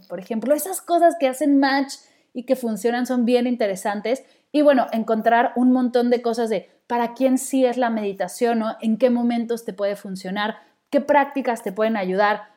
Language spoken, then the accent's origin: Spanish; Mexico City, Mexico; moved away as an adult; Yo nací en la Ciudad de México y viví ahí toda mi vida hasta que me mudé para acá